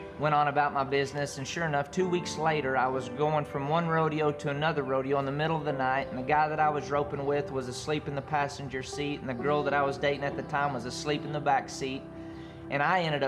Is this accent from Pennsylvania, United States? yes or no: no; Andrews, Texas, United States; I grew up in Andrews, Texas in a great family